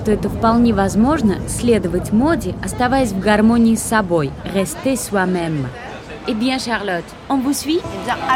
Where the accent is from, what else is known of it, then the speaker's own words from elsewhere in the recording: Bilbao, Basque Country, Spain; French is a second language; j'ai 32 ans, je viens de Bilbao.